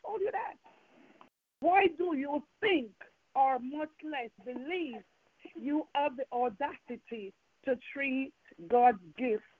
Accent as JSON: {"language": "English", "country": "Jamaica", "accent": "Jamaican", "moved": "yes", "said": "I'm from Jamaica, and I still have some Jamaican accent in me."}